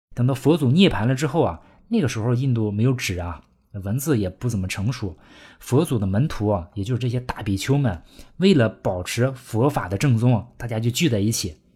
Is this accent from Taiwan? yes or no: no; China; 我们中国人